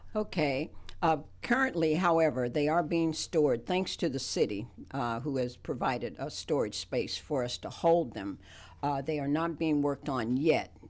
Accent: West Virginia, United States; now in Athens, United States; I grew up in West by God, Virginia

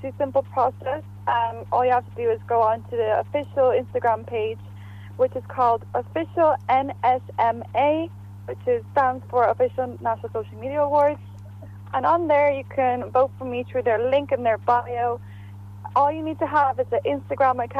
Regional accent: Bulgaria; moved away; also born or lived in Varna, Bulgaria; my home country, Bulgaria.

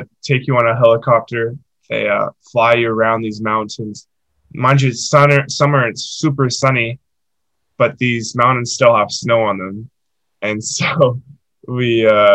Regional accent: North Vancouver, British Columbia, Canada; moved away; my hometown. This place called Lynn Canyon

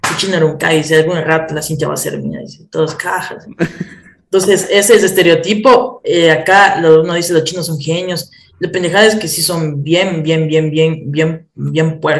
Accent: Ecuador; Y yo digo, soy de Ecuador, de, de abajo de, de, Colombia.

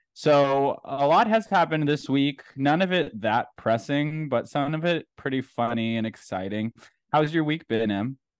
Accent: United States; I'm American

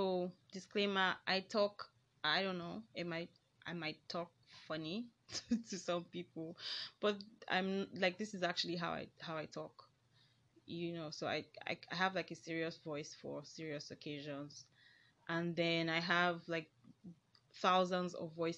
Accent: Nigeria; accent: Nigerian; I am a Nigerian, so I don't know, I might have like funny Nigerian accents

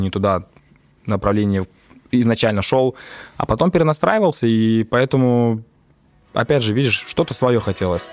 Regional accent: Tallinn, Harju County, Estonia; я родился в Копле

